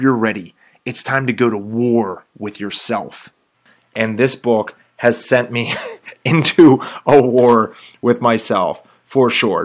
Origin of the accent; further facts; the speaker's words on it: Robinson Township area, Pittsburgh, Pennsylvania, United States; the area I'm from